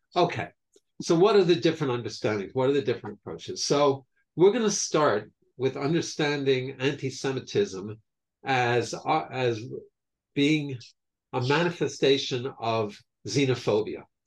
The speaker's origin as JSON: {"language": "English", "region": "New York", "country": "United States", "tie": "born or raised there", "said": "growing up in New York"}